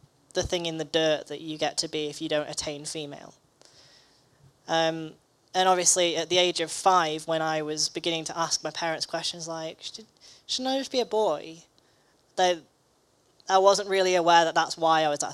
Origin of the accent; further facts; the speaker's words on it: Manchester, North West England, United Kingdom; I was born in Manchester.